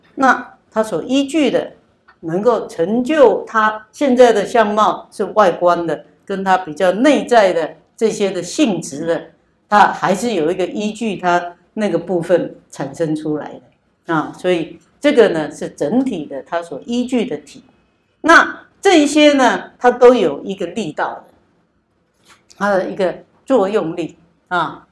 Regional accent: Taiwan; 从小我们在台湾长大

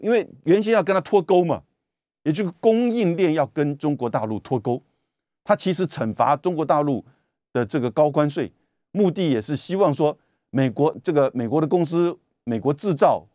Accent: Taiwan; 我们台湾这边

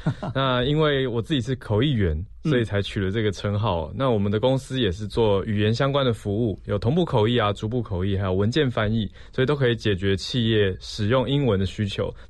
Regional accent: Taiwan; 我没有在国外念书，就只有在台湾土生土长啦。

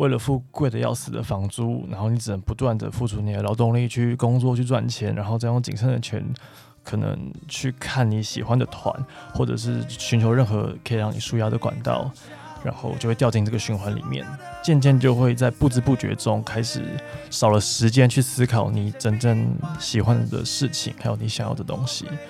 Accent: Keelung, Taiwan; now in Taipei, Taiwan; 我老家在基隆

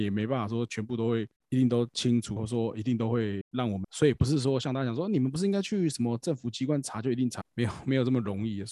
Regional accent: Taiwan; 我们台湾人

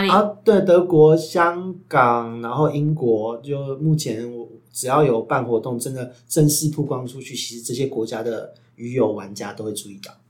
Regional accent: Taiwan; 我们台湾人传统说的

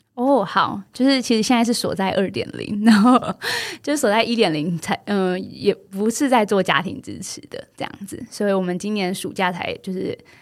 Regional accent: Yunlin County, Taiwan; moved away; 我虽然是一个云林人，但好像我是真的到了，嗯，就是回到云林当老师开始，才重新再认识云林

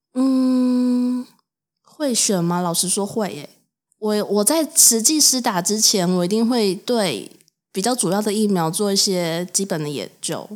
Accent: Taoyuan, Taiwan; 台湾桃园

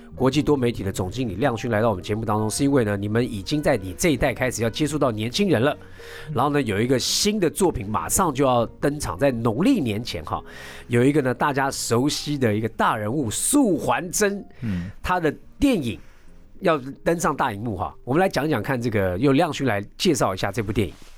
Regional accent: Taiwan; 我是外省二代

